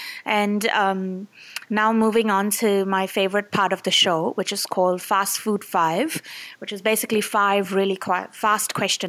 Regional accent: India; as an Indian

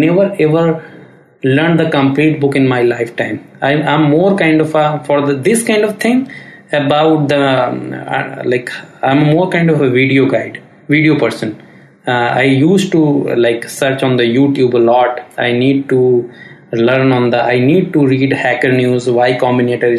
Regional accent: India; we as Indian

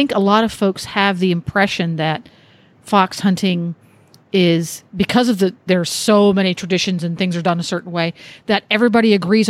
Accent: Mid-Atlantic area, United States; now in Ocala, United States; growing up in Pony Club, our take on it where we were in the Mid-Atlantic area

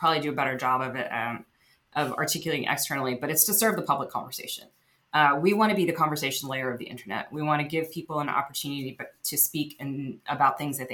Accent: United States; also born or lived in Texas / New Jersey / Silicon Valley; I came when I was about 3 years old. I grew up in Texas and New Jersey

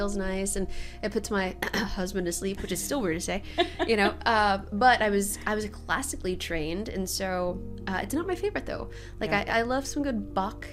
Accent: Dallas, Texas, United States; moved away as an adult; now in San Antonio, United States; I hail from Dallas, born and raised in Dallas.

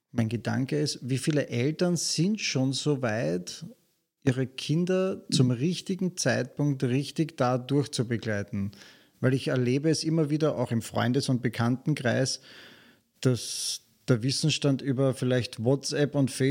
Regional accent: Vienna, Austria; Ich komme aus keiner schweren Familie, ähm, bin gut bürgerlich aufgewachsen in Wien, habe eigentlich alles gehabt, was ich wollte oder brauchte.

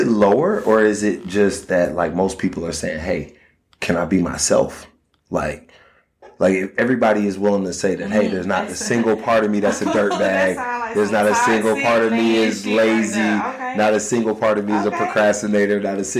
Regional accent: Miami, Florida, United States; Miami, Florida.

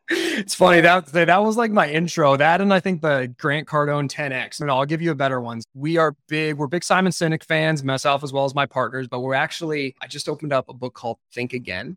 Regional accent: Canada; now in United States; I'm from Canada

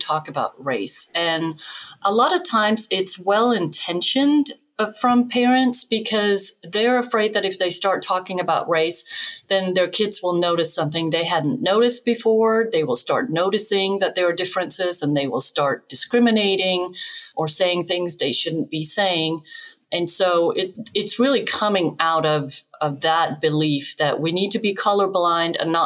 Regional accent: Denmark; moved away as an adult; now in United States; I grew up in Denmark, which was very white, homogenous

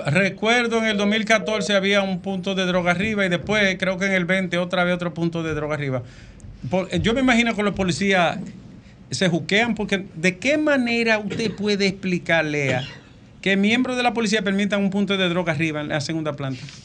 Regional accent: Dominican Republic; soy dominicano

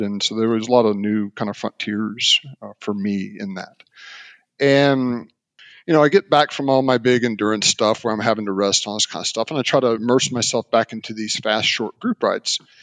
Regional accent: Mobile, Alabama, United States; I grew up in Mobile, Alabama

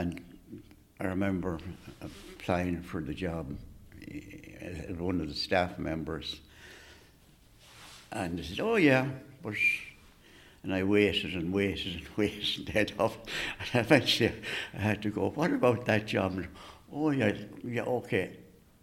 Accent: Carrick-on-Shannon, Connacht, Ireland; growing up in Carrick, I mean, you knew everybody.

